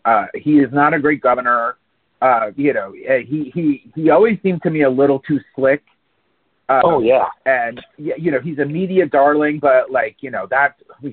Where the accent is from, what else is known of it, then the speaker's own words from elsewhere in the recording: Palm Beach County, Florida, United States; I grew up in Palm Beach County